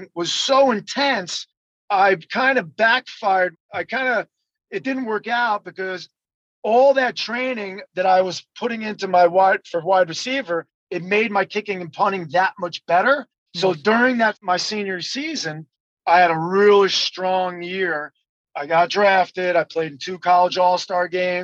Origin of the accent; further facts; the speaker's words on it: New Jersey, United States; moved away as an adult; also born or lived in Los Angeles / North Carolina; I'm from New Jersey